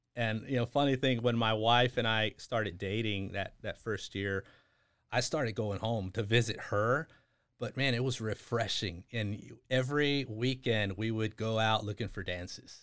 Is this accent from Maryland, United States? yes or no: no; Bastrop, Texas, United States; born or raised there; first language English; also born or lived in San Antonio, Texas / Houston, Texas